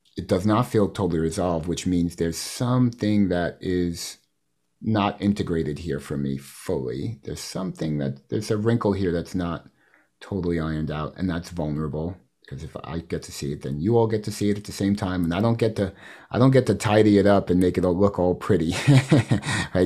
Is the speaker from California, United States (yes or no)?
no; New York City, New York, United States; I come from Queens